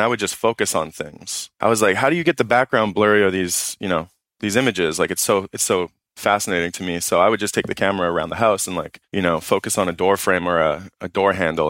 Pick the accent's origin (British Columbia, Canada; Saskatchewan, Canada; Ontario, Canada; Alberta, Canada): Ontario, Canada; Toronto; I'm from Toronto. Who the fuck is this guy? But, yeah, I don't know. I like Toronto a lot.